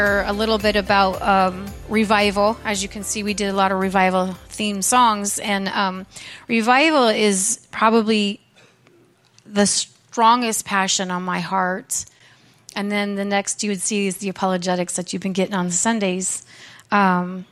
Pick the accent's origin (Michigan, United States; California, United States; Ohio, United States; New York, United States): California, United States; Lodi; now in Stockton, United States; I was born in Lodi, California, and my parents were pastors, and so I've been raised in church